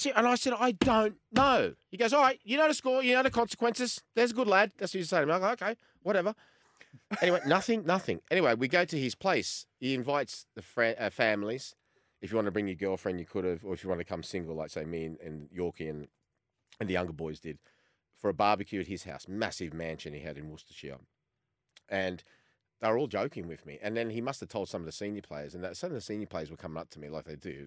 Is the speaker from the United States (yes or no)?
no; Australia; as much as I'm Australian, I've still got a little bit of that Croatian temper in the background